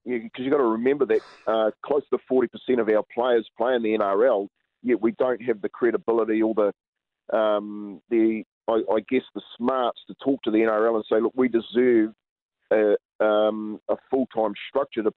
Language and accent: English; Waitara, Taranaki, New Zealand; We grew up together down in Waitara.